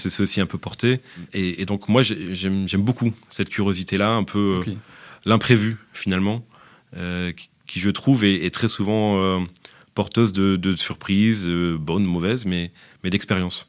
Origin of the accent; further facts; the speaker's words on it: France; moved away as an adult; now in Belgium; Je suis français